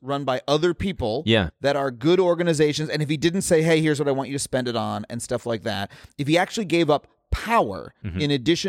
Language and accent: English; New York City, New York, United States; I grew up in New York and I love New York City.